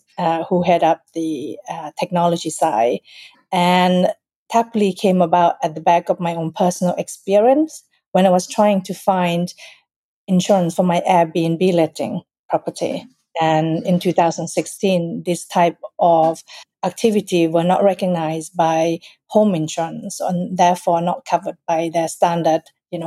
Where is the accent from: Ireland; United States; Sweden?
Sweden; moved away as an adult; also born or lived in Thailand; now in United Kingdom; I was born in Thailand, raised in Sweden, and I have lived here since year 2000